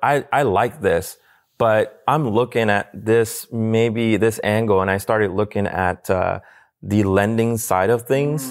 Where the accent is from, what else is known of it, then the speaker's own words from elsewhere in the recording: Puerto Rico; moved away; I'm from Puerto Rico.